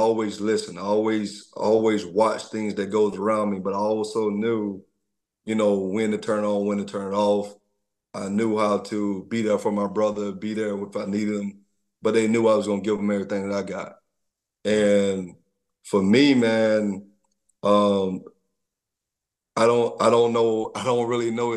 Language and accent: English; Troy, Alabama, United States; I'm from Troy, Alabama, I'm a country boy